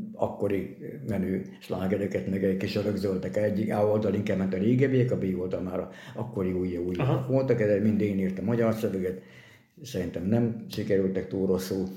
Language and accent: Hungarian; Hungary; also born or lived in Győr, Hungary; now in Miskolc, Hungary; én, aki a hegyek között nőttem fel